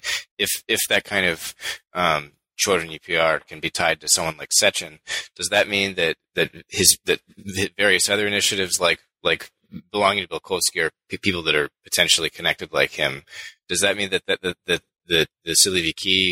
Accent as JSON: {"language": "English", "country": "United States", "said": "as an American reader"}